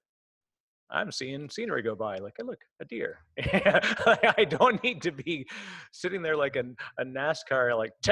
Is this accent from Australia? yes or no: no; Canada; I'm Canadian. So I sound strange